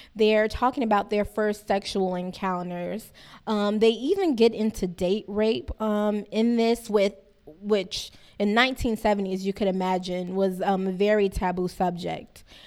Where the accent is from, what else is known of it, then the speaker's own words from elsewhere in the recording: Miami, Florida, United States; growing up in Liberty City